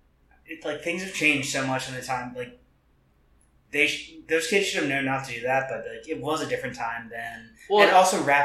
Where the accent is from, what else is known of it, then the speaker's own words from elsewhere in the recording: the South, United States; people used to use this word when I was growing up in the South.